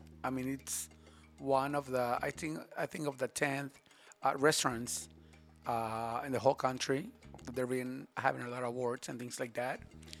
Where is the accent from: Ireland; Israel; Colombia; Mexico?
Mexico; Ocotlán, Jalisco; moved away as an adult; also born or lived in Guadalajara; now in Riviera Maya, Mexico; Actually, my hometown, it's Ocotlán, Jalisco, next to Guadalajara.